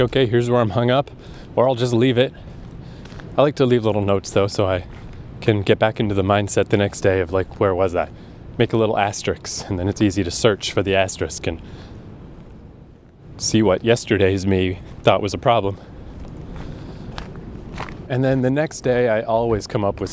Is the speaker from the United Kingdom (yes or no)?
no; Canada; I'm Canadian